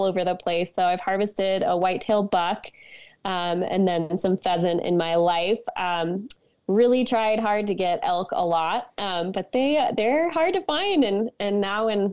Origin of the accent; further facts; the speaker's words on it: Missoula, Montana, United States; moved away as an adult; now in Victor, United States; I live in Montana, born and raised in Missoula, but my whole family is from Pennsylvania, Philadelphia, kind of more specifically